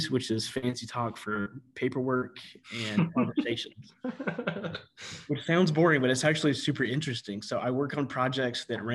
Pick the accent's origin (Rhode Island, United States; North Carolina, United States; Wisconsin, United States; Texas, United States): North Carolina, United States; Gastonia; moved away as an adult; also born or lived in Pensacola, Florida; now in Santa Rosa County, Florida, United States; North Carolina was great. That's where I grew up. That's where I went to high school